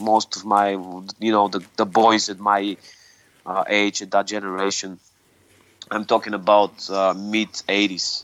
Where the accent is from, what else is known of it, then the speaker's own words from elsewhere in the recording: Sofia, Sofia City, Bulgaria; I was born and raised in in Sofia, mm-hmm. the capital of Bulgaria.